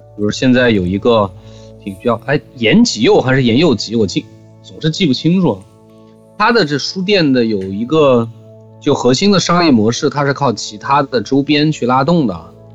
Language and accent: Chinese; Xining, Qinghai, China; moved away; 以前回西宁经常要遇到他们过年